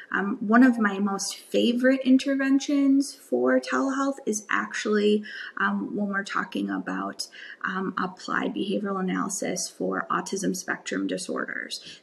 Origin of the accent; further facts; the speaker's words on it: Wisconsin, United States; I grew up in Wisconsin, um, the Midwest